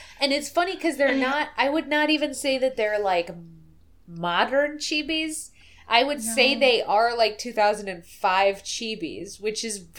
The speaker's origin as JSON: {"language": "English", "country": "Russia", "second_language": "English", "said": "I'm from Russia."}